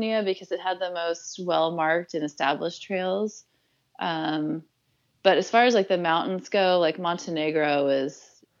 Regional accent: United States; it probably helps being American in a lot of these countries

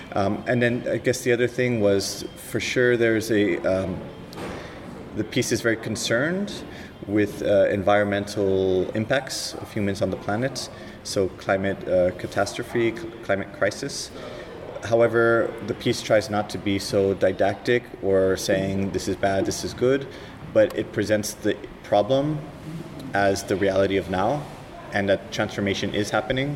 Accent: California, United States; I'm from California, um, from the 70s

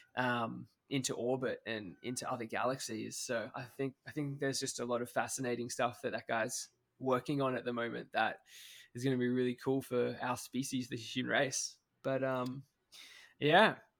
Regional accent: Australia; I'm Australian

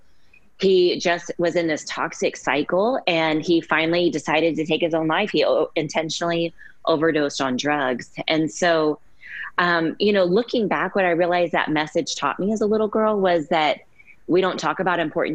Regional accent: Keller, Texas, United States; also born or lived in Dallas, Texas; I was born in Dallas, Texas, and my family moved to Keller, which is a small, quiet, safe suburb of Fort Worth when I was about 5 years old

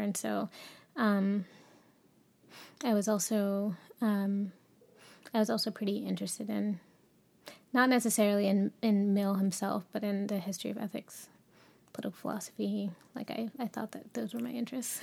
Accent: Cincinnati, Ohio, United States; I grew up in Cincinnati, uh, Cincinnati, Ohio, um, in a, uh, suburban neighborhood.

